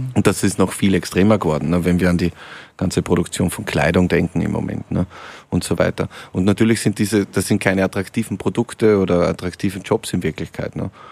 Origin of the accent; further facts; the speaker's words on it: Lienz, Tyrol, Austria; now in Vienna, Austria; aus meiner Heimat, aus Osttirol, aus Lienz